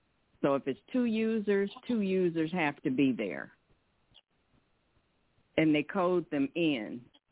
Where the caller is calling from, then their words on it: Detroit, Michigan, United States; from Detroit.